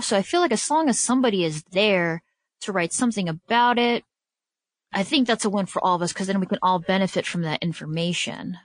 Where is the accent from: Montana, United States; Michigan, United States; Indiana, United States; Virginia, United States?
Michigan, United States; Detroit; also born or lived in Chicago, Illinois; the organization I, that really, you know, helped form and shape me as a journalist is coming to my hometown